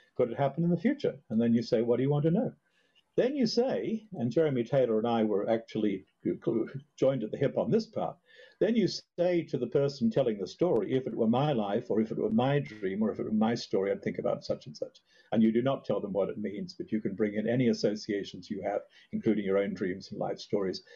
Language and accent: English; Australia; now in Hudson Valley, United States; I grew up in Australia